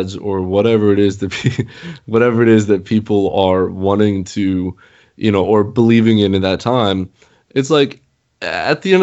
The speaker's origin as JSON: {"language": "English", "country": "United States", "tie": "born or raised there", "said": "growing up in the United States"}